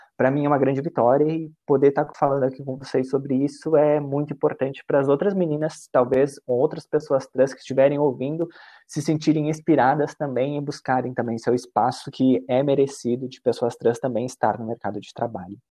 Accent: Caxias do Sul, Rio Grande do Sul, Brazil; moved away as an adult; now in São Paulo, Brazil; nasci no Rio Grande do Sul, também em Caxias do Sul hoje, moro e trabalho aqui em São Paulo

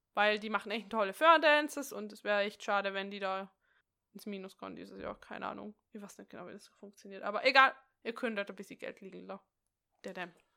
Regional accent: Austria; bei uns in Österreich

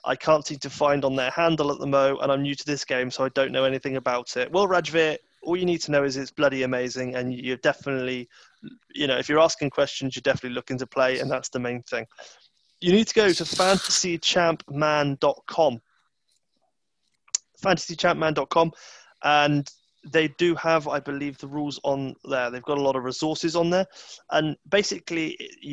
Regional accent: Bristol, South West England, United Kingdom; I'm from Bristol, so I know Bristol City quite well.

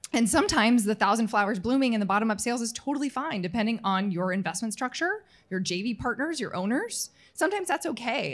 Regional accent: Utah, United States; moved away as an adult; also born or lived in Houston; now in Chicago, United States; in my twenties in my home state of Utah.

